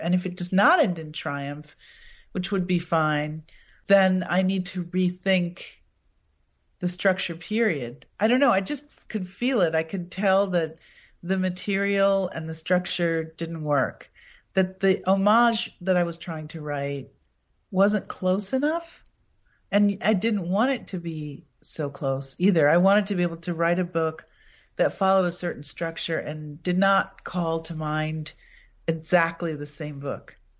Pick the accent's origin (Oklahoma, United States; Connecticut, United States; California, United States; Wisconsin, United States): Wisconsin, United States; Appleton; my hometown, Appleton